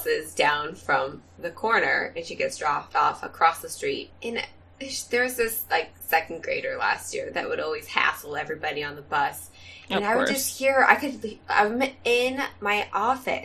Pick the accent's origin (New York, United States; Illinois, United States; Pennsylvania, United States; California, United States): California, United States; Southern; now in Central Valley, California, United States; When I was a kid, I grew up in Southern California